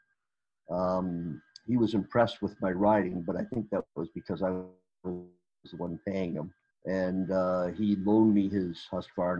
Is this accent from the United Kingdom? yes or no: no; Canada; I said, Canada